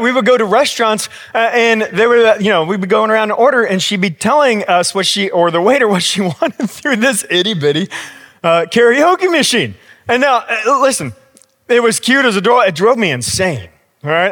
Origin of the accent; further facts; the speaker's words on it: United States; I'm also American